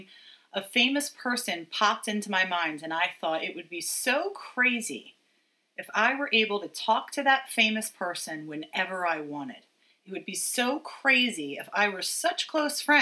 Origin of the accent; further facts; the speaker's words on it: United States; as an American